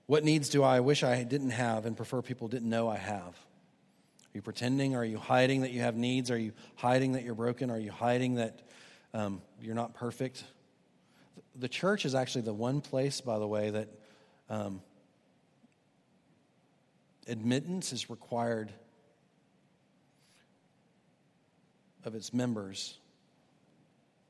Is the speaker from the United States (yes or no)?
yes; Houston, Texas, United States; now in Charleston, United States; Houston has been on my mind lately. That's my hometown